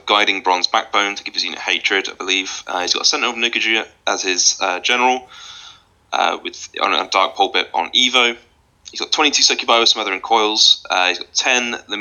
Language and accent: English; Scotland, United Kingdom; I am actually Scottish